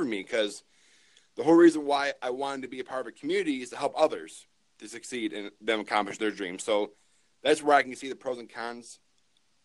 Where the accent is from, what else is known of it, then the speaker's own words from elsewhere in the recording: Michigan, United States; I am from Michigan, born and raised.